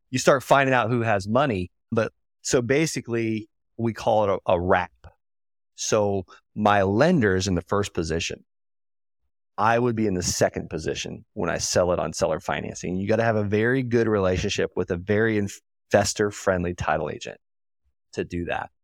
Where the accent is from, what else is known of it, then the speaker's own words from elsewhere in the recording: Okeechobee, Florida, United States; I'm from Okeechobee, Florida